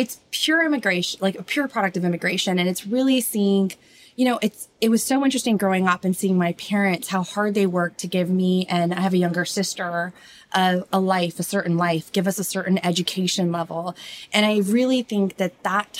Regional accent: Orange County, California, United States; I'm originally from Orange County. My parents were from India.

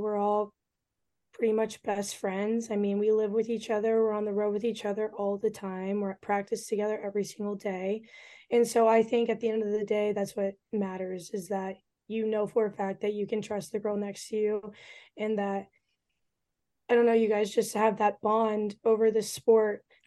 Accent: Kansas, United States; I've also played against two of the other girls in high school ball growing up because we're all from Kansas.

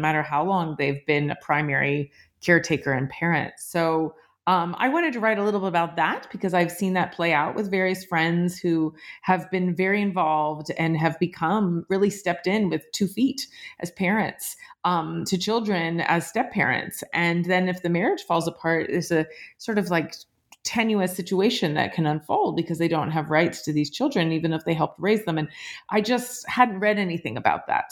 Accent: Appalachia, United States; moved away; I grew up Jewish in Appalachia

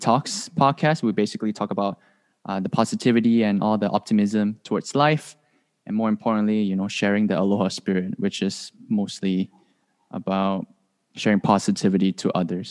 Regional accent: Malaysia; moved away as an adult; now in Hawaii, United States; I'm from Malaysia

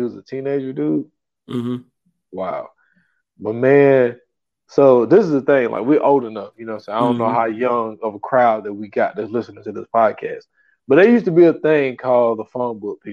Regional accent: Greer, South Carolina, United States; I'm from Greer

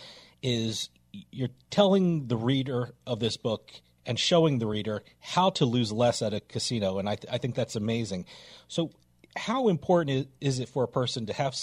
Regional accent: New Jersey, United States; I'm from New Jersey, so I've been around casinos all my life

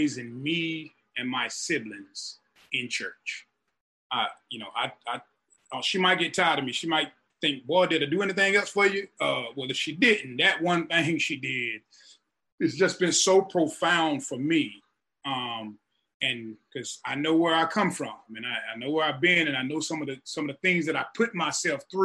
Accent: rural North Carolina, United States; moved away; I'm from the deep country of North Carolina

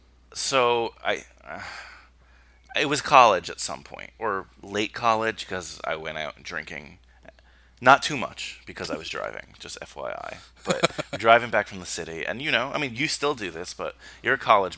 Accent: New Jersey, United States; also born or lived in Queens, New York; I'm a Queens guy, born there. I mean, I didn't, you know, I grew up in Jersey, but I went to St. John's.

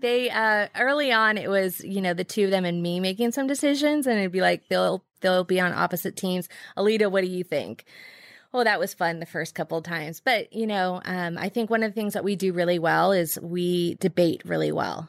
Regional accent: Bay Area, California, United States; moved away; I'm from the Bay Area

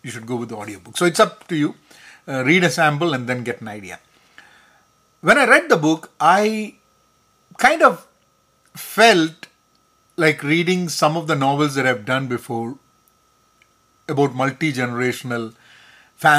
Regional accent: Kerala, India; first language Malayalam; English is a second language; now in United States; Kerala is my home state in India

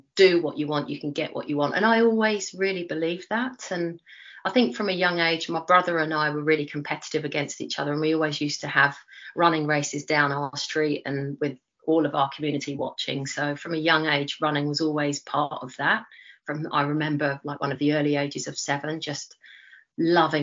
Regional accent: London, United Kingdom; accent: Cockney; moved away as an adult; now in New Zealand; Two beautiful Cockneys living still where I grew up in Leytonstone.

